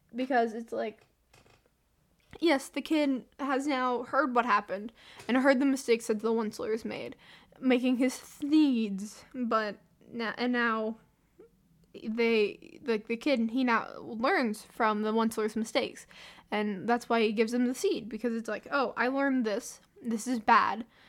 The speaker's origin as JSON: {"language": "English", "region": "the South", "country": "United States", "accent": "southern", "said": "I'm American. And by saying American, just like saying my own state, my southern accent comes out more."}